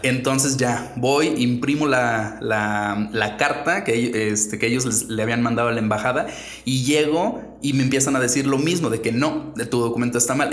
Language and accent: Spanish; Mexico; moved away as an adult; also born or lived in Japan / China; yo soy mexicano, no tengo pasaporte de otro país